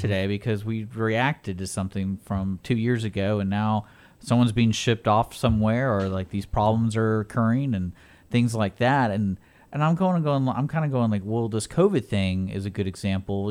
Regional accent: Texas, United States; growing up in Texas

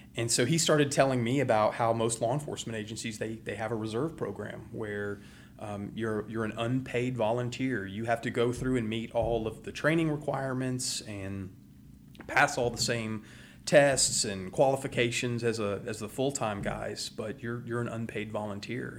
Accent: Houston, Texas, United States; also born or lived in Baton Rouge, Louisiana / Montgomery County, Texas; grew up in West Houston

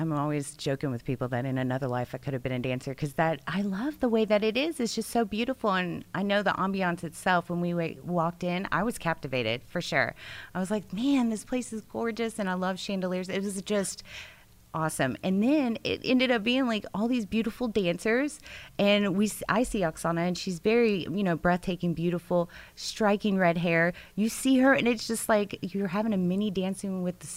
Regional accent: Russia; also born or lived in New Jersey; now in Texas, United States; I'm from Russia.

